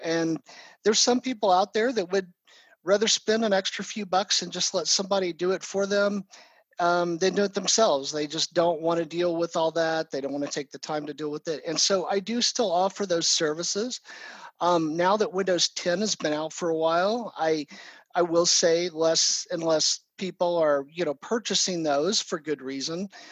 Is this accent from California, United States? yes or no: no; Oklahoma City, Oklahoma, United States; also born or lived in Texas; I am from Oklahoma City and uh, pretty much grown up here